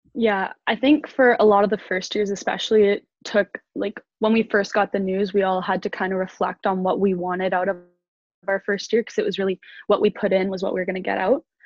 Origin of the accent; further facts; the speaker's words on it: North Vancouver, British Columbia, Canada; moved away as an adult; now in Kingston, Canada; I'm also from North Vancouver, BC.